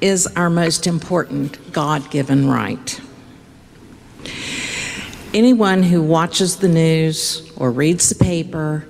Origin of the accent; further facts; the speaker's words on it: Cabell County, West Virginia, United States; I am from Cabell County. Heck, I was even born in Cabell County. I graduated from Barbersville High School